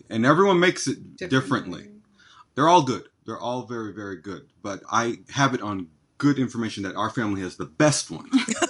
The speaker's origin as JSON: {"language": "English", "region": "New York", "country": "United States", "tie": "born there", "said": "parents are from Jamaica. And the way they raised me, I guess I might as well have been born there, but I was born in New York."}